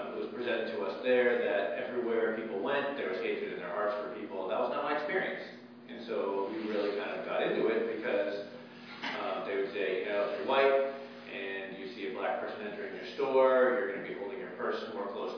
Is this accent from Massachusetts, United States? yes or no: yes; Massachusetts, United States; moved away; I grew up in Massachusetts